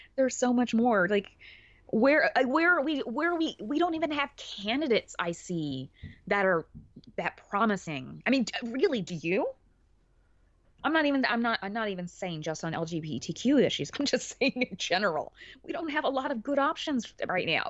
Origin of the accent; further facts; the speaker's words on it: Alabama, United States; where I grew up in Alabama, actually had a pretty sizable Catholic population.